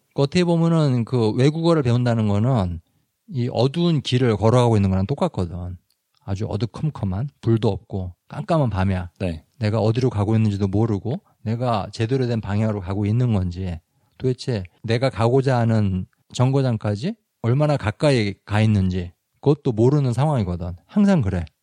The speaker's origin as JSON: {"language": "Korean", "country": "South Korea", "said": "당연히 한국 사람으로서"}